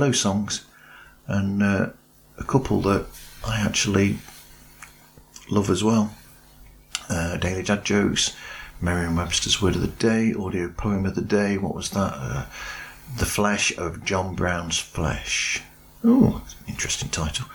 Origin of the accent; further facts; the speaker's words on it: United Kingdom; I'm British